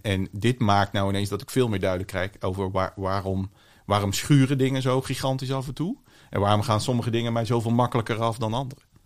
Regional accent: Vlissingen, Zeeland, Netherlands; also born or lived in Breda; geboren in Breda, opgegroeid in Vlissingen, grotendeels.

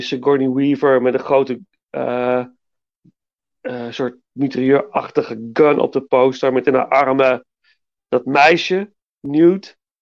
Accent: Nijmegen, Gelderland, Netherlands; liep altijd als kind langs alle bioscopen in Nijmegen

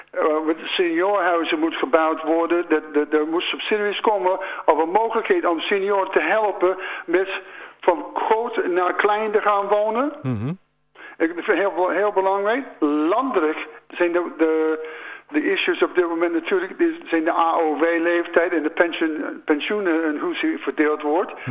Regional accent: United States; Dutch is a second language; now in Landhorst, Netherlands; ik woon hier al 35 jaar, maar ik ben een geboren Amerikaan.

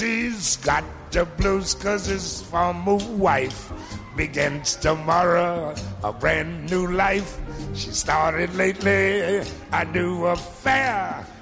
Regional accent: New Orleans, Louisiana, United States; moved away; New Orleans, Louisiana, my hometown

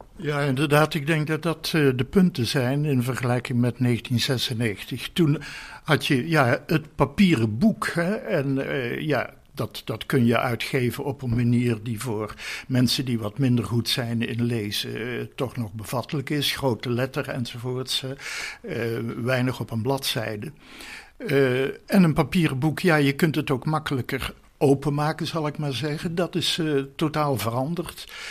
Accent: North Brabant, Netherlands; also born or lived in Hilvarenbeek; now in 's-Hertogenbosch, Netherlands; Geboren in Midden-Brabant in Hilvarenbeek. Ik heb mijn jeugd doorgebracht in West-Brabant.

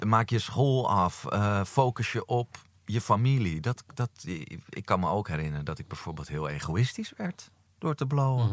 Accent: Amsterdam, North Holland, Netherlands; Amsterdam, geboren en getogen.

